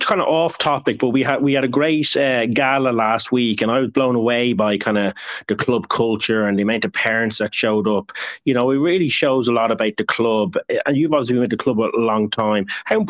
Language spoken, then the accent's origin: English; Ireland; that's because I'm Irish.